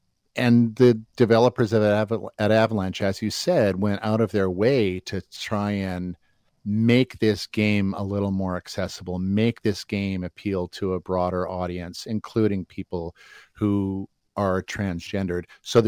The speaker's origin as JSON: {"language": "English", "region": "Alberta", "country": "Canada", "tie": "born or raised there", "said": "I grew up in Alberta. I know the co-op."}